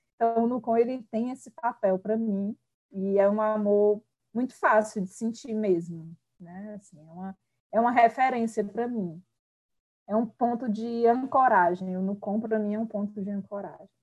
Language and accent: Portuguese; Quixadá, Ceará, Brazil; eu sou do sertão central, né? Sou de Quixadá